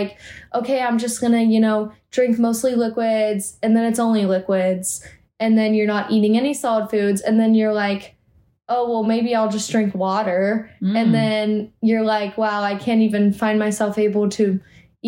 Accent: Austin, Texas, United States; my hometown of Austin, Texas.

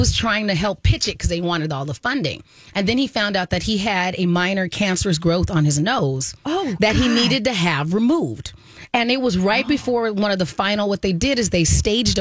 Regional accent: Southwest, United States; I grew up in the Southwest

